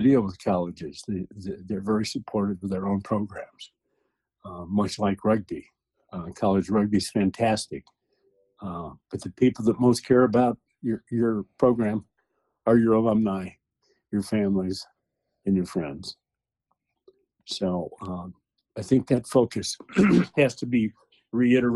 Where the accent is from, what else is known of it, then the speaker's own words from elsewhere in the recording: Wyoming, United States; moved away; also born or lived in Bay Area, California / Illinois; I grew up in Wyoming